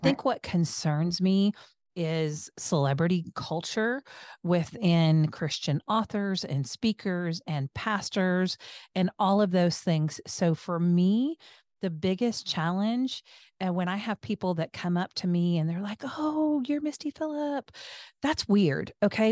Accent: the Northwest, Pacific Northwest, United States; I was born in the Northwest with German heritage.

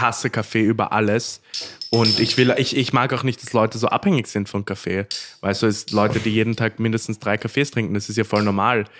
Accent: Korneuburg, Lower Austria, Austria; Ich bin ja, ich bin ja waschechter Korneuburger

